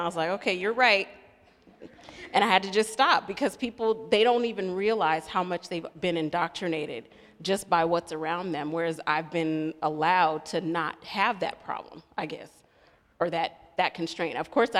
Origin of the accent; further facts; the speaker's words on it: the South, United States; I'm a white male. I'm from the South.